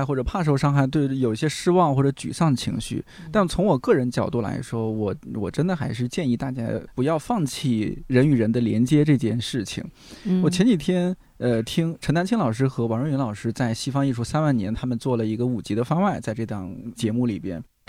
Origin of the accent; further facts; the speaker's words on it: a county town near Taiyuan, Shanxi, China; moved away; 咱们家乡、咱们这个县城，它的教育就是不行